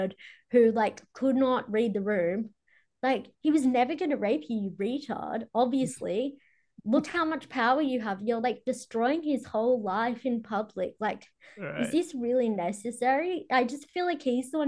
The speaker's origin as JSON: {"language": "English", "country": "Australia", "said": "I'm Aussie. We're Irish"}